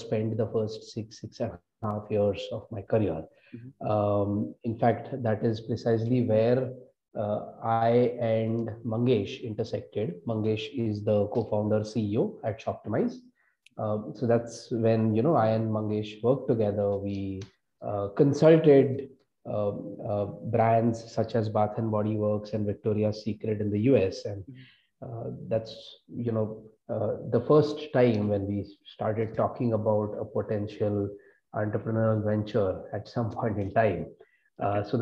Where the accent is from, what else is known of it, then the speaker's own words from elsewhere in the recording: Mumbai, Maharashtra, India; moved away as an adult; also born or lived in United States; So I am originally from Mumbai, born and brought up.